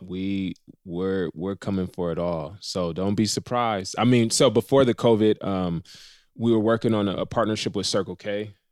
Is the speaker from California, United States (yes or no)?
yes; Riverside, California, United States; I'm from Riverside, uh, the Inland Empire